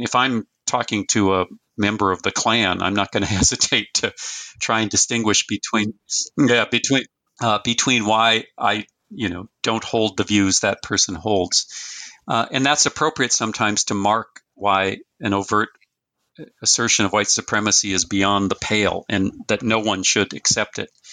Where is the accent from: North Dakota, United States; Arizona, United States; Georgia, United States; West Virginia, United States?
North Dakota, United States; Fargo; I was born in 1958 in Fargo, North Dakota, or in, in North Dakota.